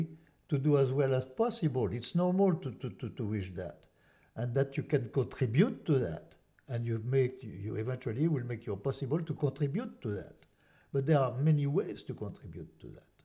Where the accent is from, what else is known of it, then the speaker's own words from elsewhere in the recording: France; English is a second language; now in United States; I'm from France